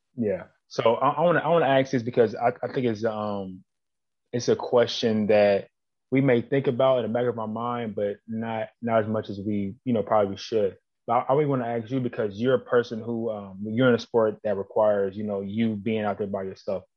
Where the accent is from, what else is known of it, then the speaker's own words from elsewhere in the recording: Plum, Pennsylvania, United States; I'm from Plum as well